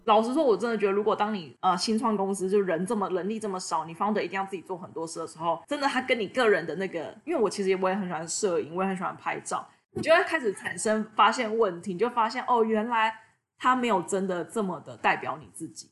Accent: Taiwan; moved away as an adult; also born or lived in United States; 从小到大我也是在亚，就是台湾就是土生土长

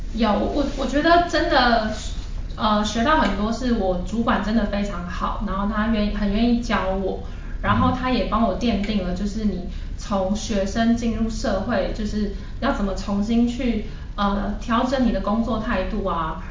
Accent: Taiwan; also born or lived in Japan; 我后来就从日本搬回台湾

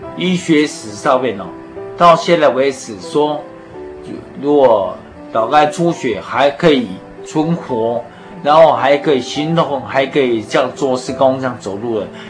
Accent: Taiwan; 我从小是在眷村里面长大，啊，我是四十三年次的

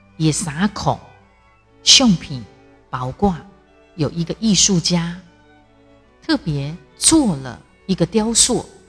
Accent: Taiwan; 我是台湾人

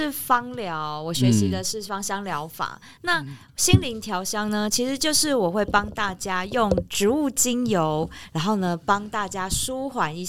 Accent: Taipei, Taiwan; 我们台北人

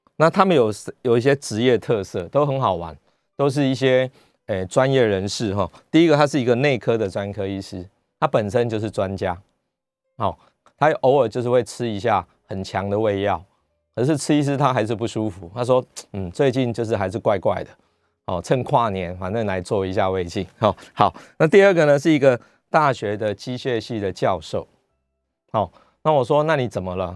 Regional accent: Taiwan; 我们台湾人民众，我们都很乖的，都戴着口罩

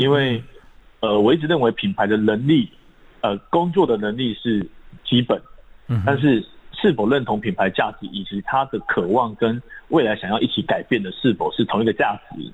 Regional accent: Taiwan; 我们来自于台湾这块土地，嗯。终将回归于台湾这块土地

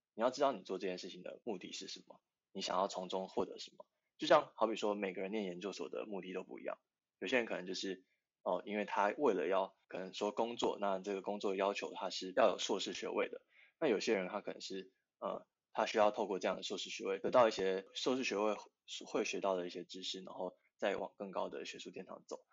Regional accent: Tainan, Taiwan; moved away; 因为我是住宿生，我是台南人

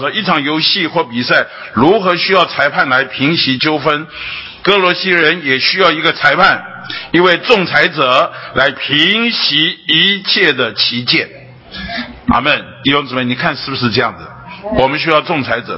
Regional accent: Taiwan; 我是土生土长的北投人呐，八斗里人呐。 啊，就是我土生土长的北头，那我这一辈子除了当兵离开这里两年以外，除了工作离开这里一， 一， 一， 一两年以外，那大部分时间我都在这里

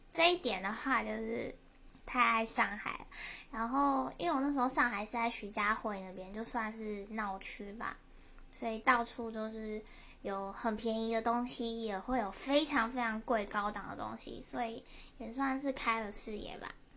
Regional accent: Taiwan; also born or lived in Shanghai; now in Taipei, Taiwan; 我作为一个台湾人肯定是喜欢台北的

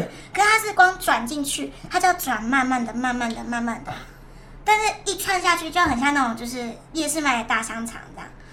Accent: Taipei, Taiwan; 我是来自台北中山区的

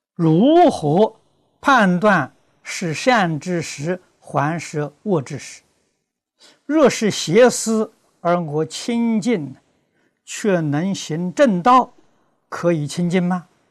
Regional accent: China; 我们中国人

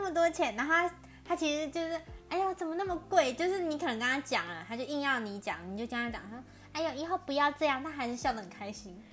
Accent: Taipei, Taiwan; 像我是台北人

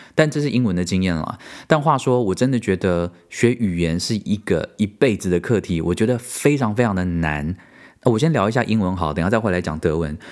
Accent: Taiwan; moved away as an adult; also born or lived in United States; now in Germany; 我为什么要离开台湾这个舒适圈到这里

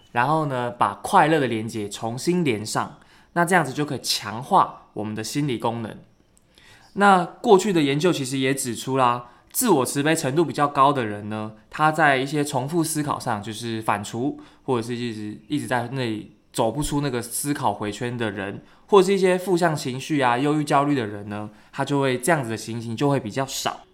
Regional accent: Keelung, Taiwan; 就是我的家乡基隆

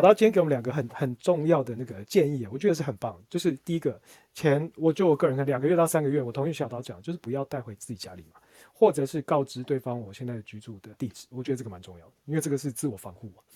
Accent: Taiwan; 我还是台湾土生土长的

